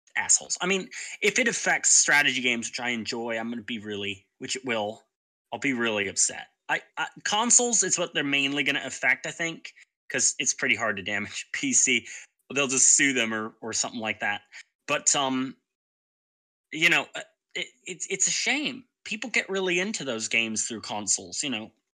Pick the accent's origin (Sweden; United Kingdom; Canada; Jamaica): United Kingdom; England; being English, it's my home country